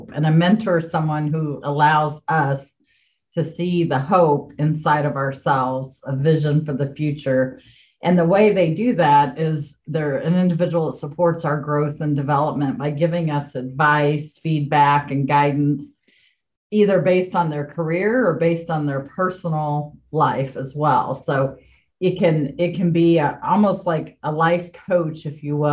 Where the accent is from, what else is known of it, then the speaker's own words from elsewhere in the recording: Indianapolis, Indiana, United States; moved away as an adult; also born or lived in Kansas City; I moved to Kansas City from my hometown of Indianapolis